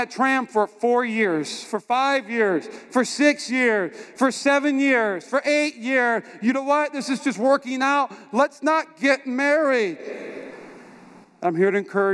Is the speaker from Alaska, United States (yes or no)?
no; North Dakota, United States; moved away; also born or lived in North Carolina